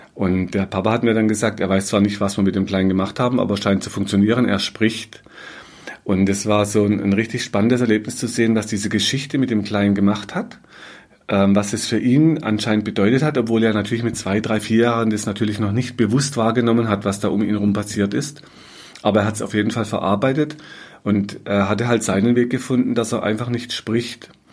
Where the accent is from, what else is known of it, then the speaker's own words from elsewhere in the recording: Black Forest, Baden-Württemberg, Germany; bei uns im Schwarzwald